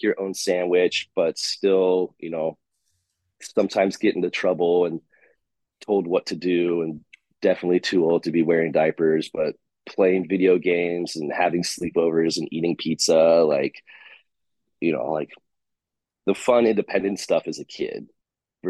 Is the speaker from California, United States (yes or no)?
yes; San Diego, California, United States; I'm from San Diego